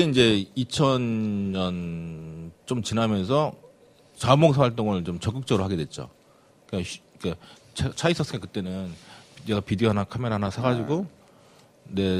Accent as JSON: {"language": "Korean", "region": "Incheon", "country": "South Korea", "tie": "born or raised there", "said": "제가 고향이 인천 주안이거든요"}